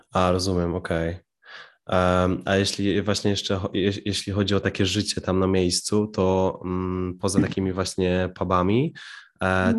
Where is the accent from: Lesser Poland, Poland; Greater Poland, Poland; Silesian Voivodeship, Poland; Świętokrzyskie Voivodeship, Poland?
Greater Poland, Poland; Piła; moje rodzinne miasto Piła